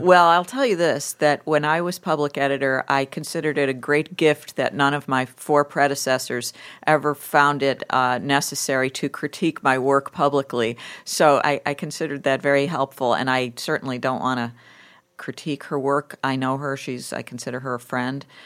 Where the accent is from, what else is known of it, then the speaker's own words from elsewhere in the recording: Lackawanna, New York, United States; moved away as an adult; also born or lived in Buffalo, New York; I grew up in Buffalo. I actually grew up in a steel town called Lackawanna, New York, with a, with Bethlehem Steel